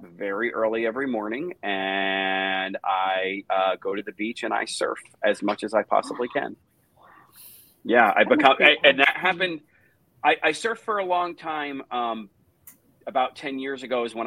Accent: New Jersey, United States; moved away; I grew up in New Jersey

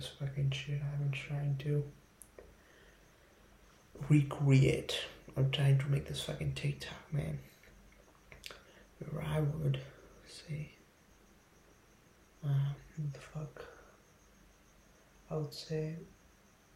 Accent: India; also born or lived in Delhi / Jaipur; I'm from India, okay? I'm from Delhi, I'm from Jaipur. That's in India

